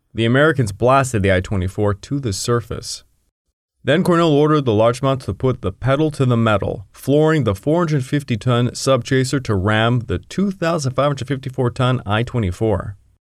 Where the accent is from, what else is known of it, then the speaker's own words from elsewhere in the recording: Quebec, Canada; I am from Quebec